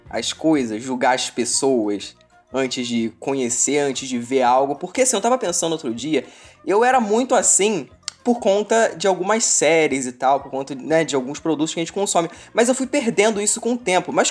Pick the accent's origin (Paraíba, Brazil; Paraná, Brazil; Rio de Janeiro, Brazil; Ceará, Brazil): Rio de Janeiro, Brazil; É fluminense, porque eu não sou carioca.